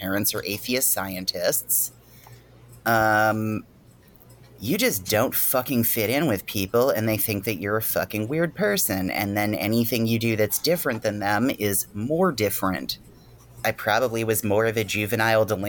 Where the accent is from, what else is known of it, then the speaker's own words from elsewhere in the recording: Mason-Dixon line, Rust Belt, United States; I grew up technically on the Mason-Dixon line, more or less. And, you know, I grew up in basically an area that's part of the religious sort of revival of the Rust Belt